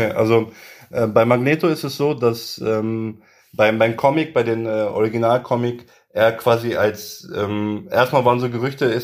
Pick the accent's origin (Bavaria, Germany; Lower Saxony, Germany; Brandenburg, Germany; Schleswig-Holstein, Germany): Lower Saxony, Germany; Göttingen; ich bin ein Göttinger, ich komme aus Göttingen und ähm, das ist meine Heimat so